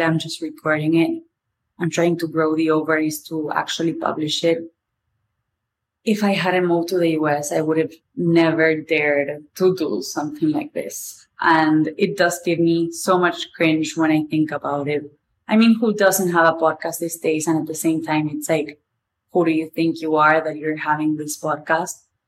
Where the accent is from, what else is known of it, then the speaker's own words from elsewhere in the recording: Argentina; accent: Argentinian; first language Spanish; English is a second language; moved away as an adult; now in New York, United States; I'm Argentinian, my family's there, a lot of my friends are there, and my life is now in New York